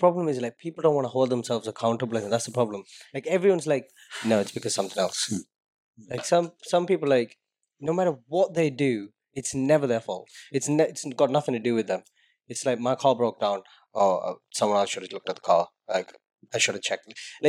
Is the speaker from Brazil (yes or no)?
no; Sunderland, North East England, United Kingdom